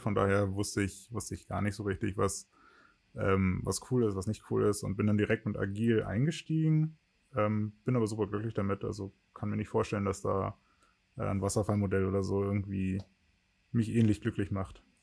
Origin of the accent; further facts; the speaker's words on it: Wittingen, Lower Saxony, Germany; also born or lived in Ohrdorf / Magdeburg; Im Kindergarten war ich in Ohrdorf. Das ist ein ganz kleines Dorf in der Nähe von meiner äh, Geburts, von meinem Geburtsort Wittingen